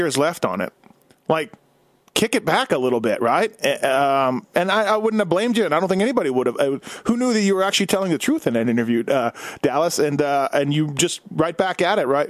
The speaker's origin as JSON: {"language": "English", "town": "Winnipeg", "region": "Manitoba", "country": "Canada", "tie": "born or raised there", "moved": "yes", "lives_now": "Las Vegas, United States", "said": "I grew up in Winnipeg"}